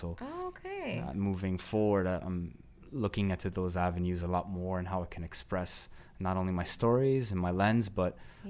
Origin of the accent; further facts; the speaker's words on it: Mississauga, Ontario, Canada; "Hey, I'm from Mississauga. Like, I'm an artist. We're doing stuff here too."